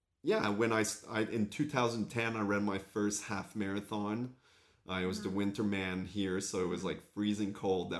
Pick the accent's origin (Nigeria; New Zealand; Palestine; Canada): Canada; Ottawa area, Ontario; born or raised there; accent: French; first language French; English is a second language; moved away as an adult; also born or lived in Australia; now in Ottawa, Canada